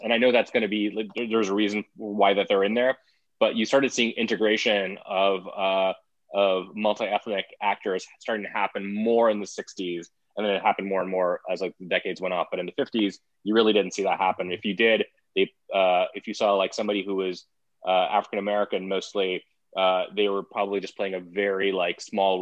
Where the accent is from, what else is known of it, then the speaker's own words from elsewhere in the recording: India; moved away; I'm an immigrant myself. Growing up in India